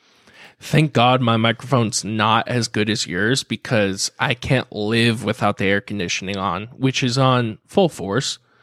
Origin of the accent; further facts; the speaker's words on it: Carlsbad, California, United States; I grew up in Carlsbad